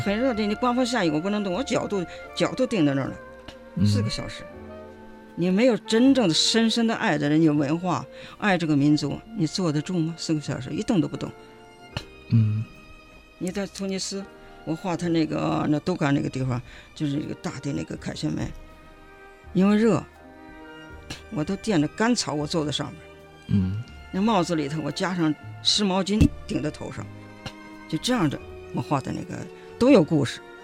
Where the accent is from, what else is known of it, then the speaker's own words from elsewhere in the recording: China; 我们中国人哇啦哇啦跟你讲什么